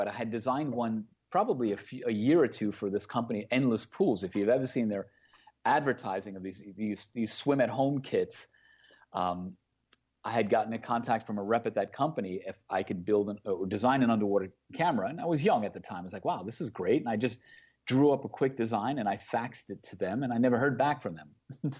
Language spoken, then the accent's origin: English; Queens, New York, United States; accent: Queens accent; I was born and raised in Queens, New York. So as you can imagine, the stereotypical either Brooklyn or Queens accent is something that I had at a younger age.